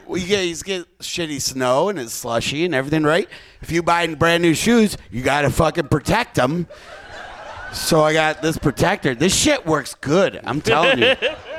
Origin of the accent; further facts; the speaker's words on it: Detroit, Michigan, United States; moved away; I'm originally from Michigan